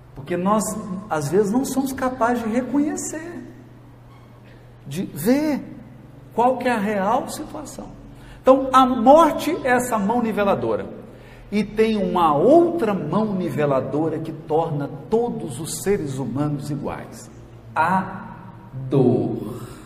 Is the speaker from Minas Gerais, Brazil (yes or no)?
yes; Jequitinhonha Valley, Minas Gerais, Brazil; lá na minha terra, lá no Vale do Jequitinhonha